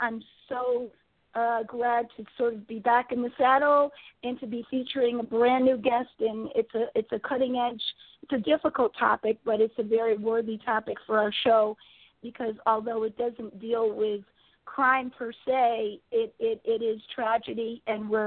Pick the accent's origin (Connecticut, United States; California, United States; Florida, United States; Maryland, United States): Connecticut, United States; my home state of Connecticut